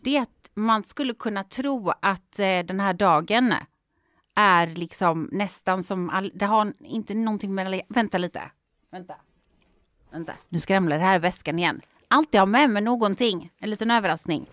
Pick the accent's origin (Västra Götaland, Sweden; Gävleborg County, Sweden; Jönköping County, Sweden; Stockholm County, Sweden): Västra Götaland, Sweden; Gothenburg; moved away; i Göteborg egentligen, min hemstad